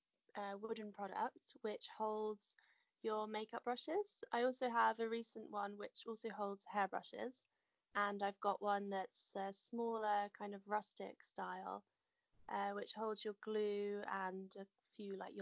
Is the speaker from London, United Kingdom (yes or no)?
no; Hertfordshire, East of England, United Kingdom; moved away as an adult; now in West Sussex, United Kingdom; But originally I was in Hertfordshire and brought up in Hertfordshire.